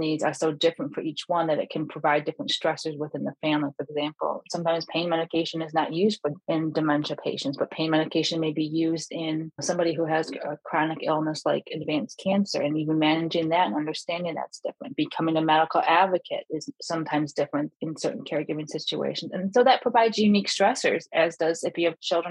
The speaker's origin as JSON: {"language": "English", "region": "Michigan", "country": "United States", "said": "my home state of Michigan in Metro Detroit"}